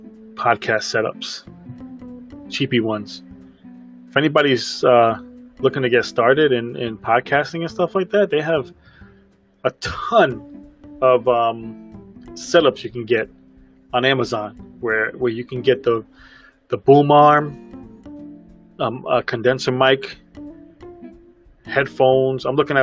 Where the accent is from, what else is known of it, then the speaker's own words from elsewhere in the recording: Brooklyn, New York, United States; accent: Brooklyn; I'm born and raised in Brooklyn, and I feel like I lost a lot of it. But, however, when I get around my family, it comes right out.